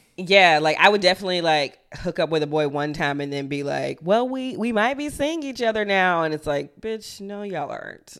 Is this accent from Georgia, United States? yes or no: yes; Athens, Georgia, United States; moved away as an adult; also born or lived in Chicago; I was born and raised in Athens, Georgia, and I went to school in the University of Georgia, which is in the same exact town